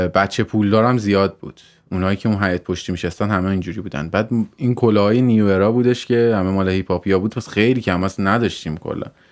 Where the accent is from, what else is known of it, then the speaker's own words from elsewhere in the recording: Tehran, Tehran Province, Iran; also born or lived in Mazandaran; من مازندران به دنیا آمدم تهران بزرگ شدم تا 22 سالگی شهرک بودم